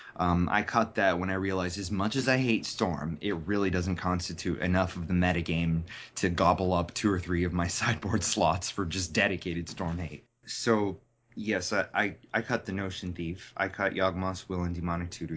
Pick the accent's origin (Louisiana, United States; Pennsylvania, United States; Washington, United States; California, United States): Pennsylvania, United States; Wilkes-Barre; my hometown of Wilkes-Barre, which is the Diamond City.